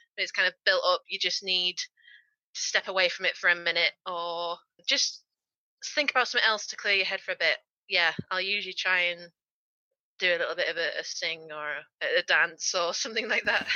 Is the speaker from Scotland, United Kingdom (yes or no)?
no; Yorkshire and the Humber, United Kingdom; I was raised in Yorkshire, which is a county in England